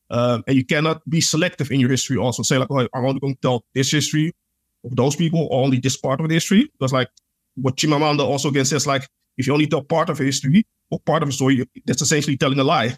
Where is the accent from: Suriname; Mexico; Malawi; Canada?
Suriname; Because like, even though like I'm from Suriname, but like I said, I'm Pan-African, I know the history.